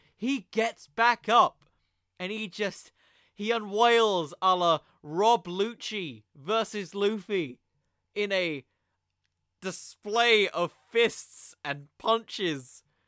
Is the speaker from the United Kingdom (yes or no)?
yes; United Kingdom; I'm British